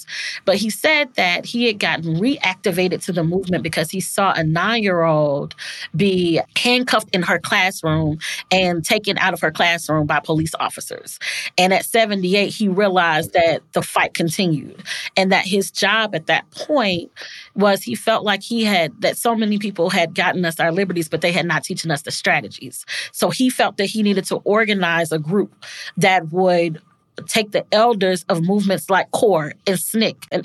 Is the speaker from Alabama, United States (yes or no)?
yes; Birmingham, Alabama, United States; when I was growing up in Birmingham